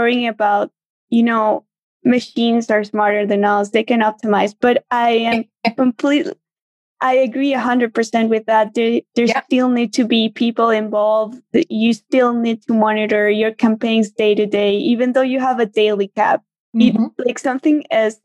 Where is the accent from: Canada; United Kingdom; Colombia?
Colombia; also born or lived in Venezuela; now in Argentina; I was born in Venezuela, raised in Colombia, but I've been living in Argentina